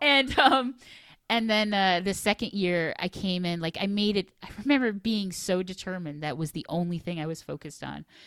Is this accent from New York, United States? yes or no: yes; Finger Lakes, New York, United States; also born or lived in Washington, D.C.; a very kind of bucolic upbringing in the Finger Lakes